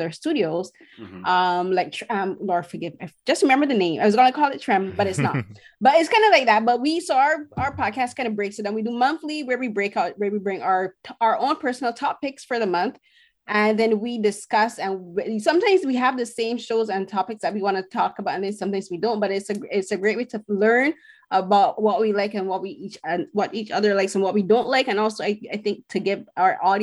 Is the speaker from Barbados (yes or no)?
yes; Barbados; now in Toronto, Canada; being a woman from the Caribbean, I'm from Barbados